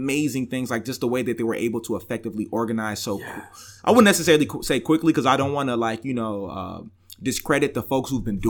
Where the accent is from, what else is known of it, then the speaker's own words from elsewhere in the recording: Homewood, Illinois, United States; also born or lived in Chicago, United States; I grew up in the South suburbs in the Nigerian household.